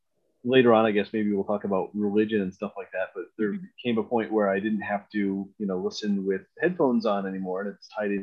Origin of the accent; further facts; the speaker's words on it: Scotia, New York, United States; I grew up in Scotia, which is, you know, for those out of the area, a small town, you know, maybe about 20 miles west of Albany.